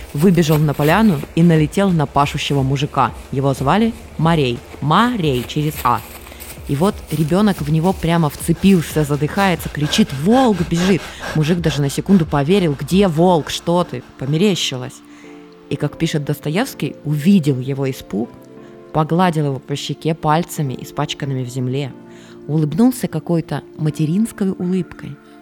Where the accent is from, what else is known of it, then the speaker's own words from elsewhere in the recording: Krasnodar Krai, Russia; Я же с Кубани, там никому не надо рассказывать, что такое мазанка, у нас их там много, ничего особенного